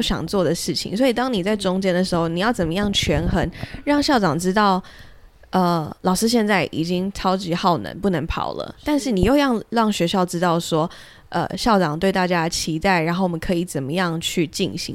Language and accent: Chinese; Pingtung County, Taiwan; 我是在屏东长大